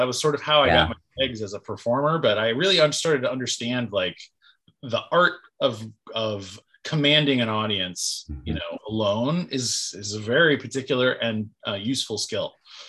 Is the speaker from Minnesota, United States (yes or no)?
no; Portland, Oregon, United States; also born or lived in Los Angeles; I was born in Portland, raised in Portland. Left for a number of years to Los Angeles to go to college at Loyola Marymount University.